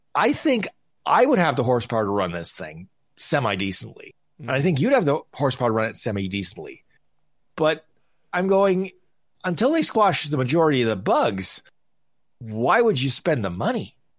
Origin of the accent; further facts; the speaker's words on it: Canada; I'm Canadian, I'm in Vegas